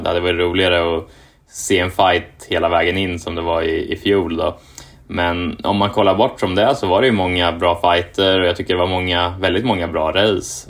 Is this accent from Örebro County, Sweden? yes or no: yes; Kumla, Örebro County, Sweden; moved away as an adult; also born or lived in Japan; now in Indianapolis, United States; jag är uppvuxen i Kumla eh, som är ju ja, en kvart från Örebro